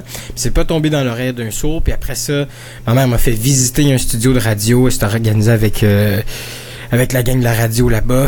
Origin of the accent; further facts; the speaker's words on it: Quebec, Canada; je viens du Québec, mais j'ai travaillé pendant longtemps là, dans, dans, dans, dans la communauté francophone